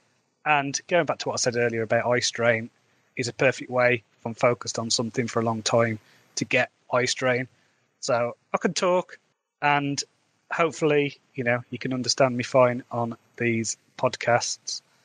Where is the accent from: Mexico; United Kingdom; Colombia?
United Kingdom; Midlands, England; accent: Midlands; I've got a Midlands accent